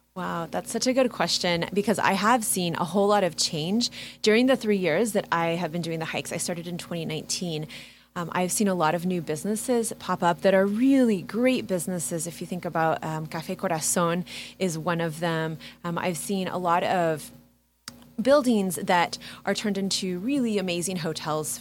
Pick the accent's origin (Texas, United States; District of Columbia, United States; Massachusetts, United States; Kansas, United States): Kansas, United States; Kansas City; I'm from Kansas City. I grew up in KCK